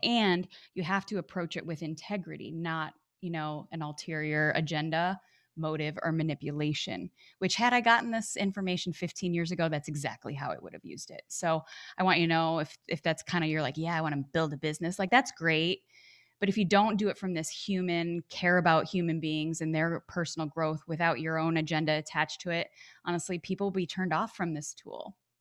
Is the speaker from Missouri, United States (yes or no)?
no; Chicago, Illinois, United States; moved away as an adult; also born or lived in Arizona; I grew up back in Chicago, Illinois.